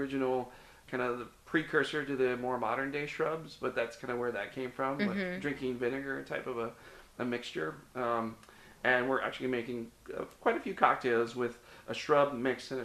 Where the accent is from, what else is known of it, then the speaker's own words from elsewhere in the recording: Cincinnati, Ohio, United States; now in Florida, United States; I grew up in the Midwest. I grew up in Cincinnati, Ohio